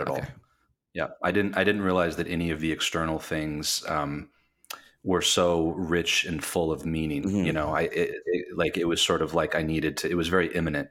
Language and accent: English; Michigan, United States; moved away as an adult; also born or lived in New York City / Las Vegas, Nevada; I am from Michigan, Michigander, uh, from the west side of the state